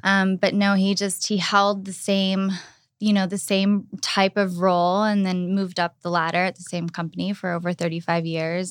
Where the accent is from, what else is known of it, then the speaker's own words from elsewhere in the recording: Pittsburgh, Pennsylvania, United States; moved away as an adult; now in West Hollywood, United States; I was born and raised in Pittsburgh, Pennsylvania